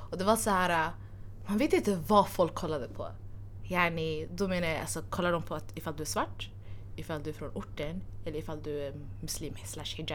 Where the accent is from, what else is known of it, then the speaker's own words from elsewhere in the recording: Somalia; jag är somali